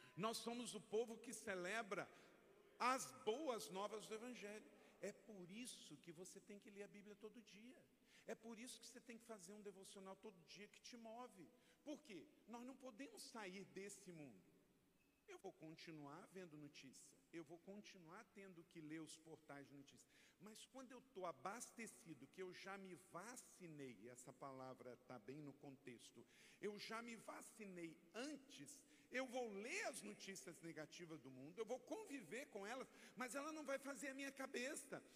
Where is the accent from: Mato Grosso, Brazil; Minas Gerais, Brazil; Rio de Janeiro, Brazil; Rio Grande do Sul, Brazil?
Rio de Janeiro, Brazil; Macaé; Eu sou natural do estado do Rio de Janeiro, eu nasci em Macaé